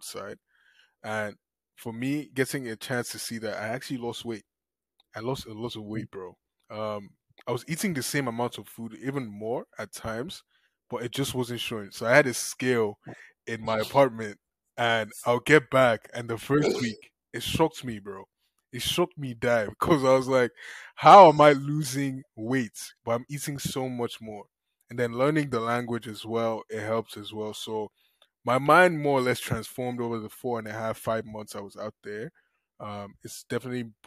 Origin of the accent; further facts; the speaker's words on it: Lagos, Nigeria; moved away as an adult; now in United States; I came into the US alone at 18. I came in one suitcase from Nigeria up the shores of Lagos.